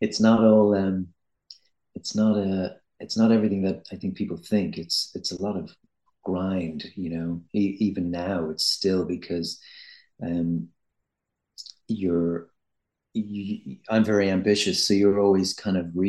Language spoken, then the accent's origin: English; Ireland; I'm Irish